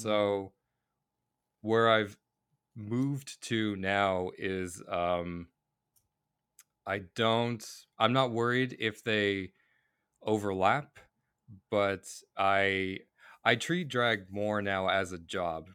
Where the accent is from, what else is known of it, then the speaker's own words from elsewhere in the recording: Cape Breton Island, Nova Scotia, Canada; moved away as an adult; also born or lived in Boston, Massachusetts, United States / Halifax, Nova Scotia; now in Vancouver, Canada; I grew up in Boston and then, uh, like, on Cape Breton Island